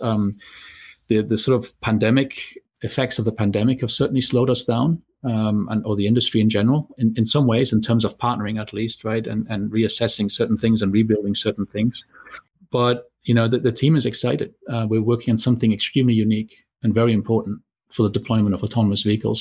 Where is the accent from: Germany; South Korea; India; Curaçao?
Germany; moved away; I grew up in Germany